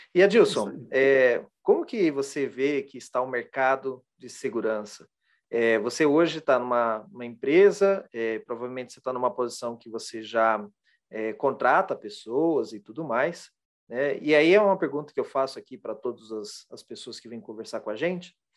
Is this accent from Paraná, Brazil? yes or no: yes; Londrina, Paraná, Brazil; Eu também sou de, de Londrina, do Paraná